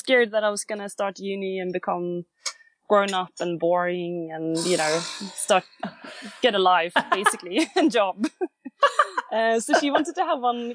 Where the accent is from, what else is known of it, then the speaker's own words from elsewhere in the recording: Sweden; I'm from Sweden, which is a very, very small country